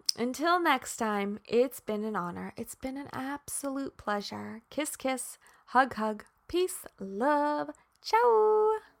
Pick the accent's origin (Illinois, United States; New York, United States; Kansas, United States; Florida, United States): Kansas, United States; I'm from Kansas.